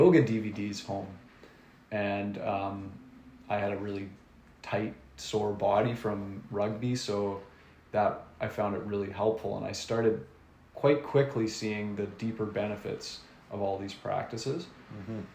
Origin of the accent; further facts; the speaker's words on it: Nanaimo, British Columbia, Canada; also born or lived in Vancouver; now in Gibsons, Canada; I grew up in Nanaimo on Vancouver Island